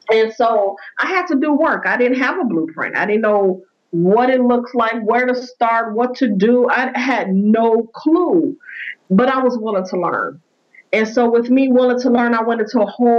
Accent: Chicago, Illinois, United States; I am from Chicago, Illinois, born and raised.

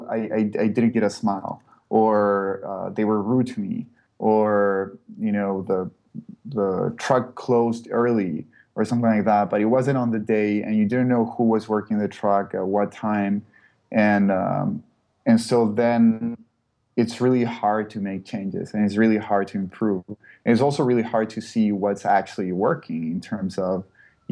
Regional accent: Chile; moved away as an adult; now in San Francisco, United States; I'm originally from Chile

